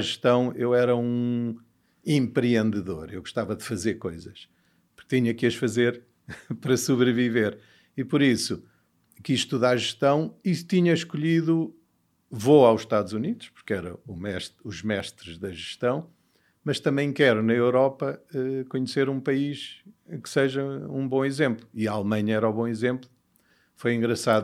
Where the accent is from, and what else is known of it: Portugal; born or raised there; also born or lived in Mozambique / United States